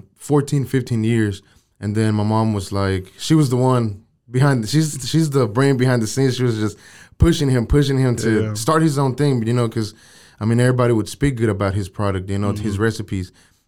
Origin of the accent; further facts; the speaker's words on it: Waco, Texas, United States; also born or lived in San Luis Potosí, Mexico; Yeah, I was born there. But I was raised here in Waco, man. Gotcha. We moved to Waco when I was about 7-8 years old, and we've been here since.